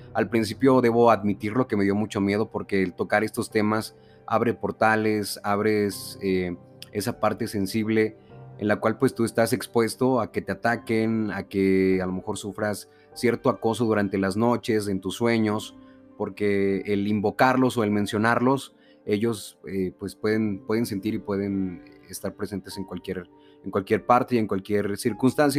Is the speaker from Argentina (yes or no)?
no; Veracruz, Mexico; vengo del estado de Veracruz